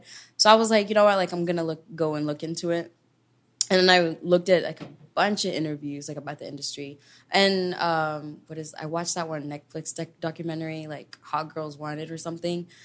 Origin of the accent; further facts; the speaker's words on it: Kenya; moved away; I was born and raised there and I was a town kid.